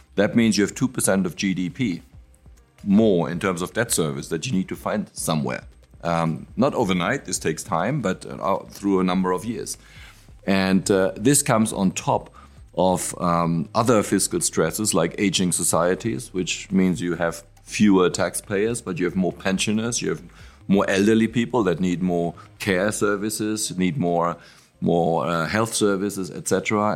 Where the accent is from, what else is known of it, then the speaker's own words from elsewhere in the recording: Frankfurt, Hesse, Germany; I'm from Frankfurt and and and and what we have is a local speciality which is apple wine.